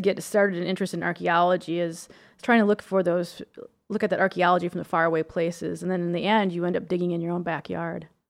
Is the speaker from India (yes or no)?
no; Minnesota, United States; I grew up in Minnesota, and all of our driveways in the country are covered with limestone, gravel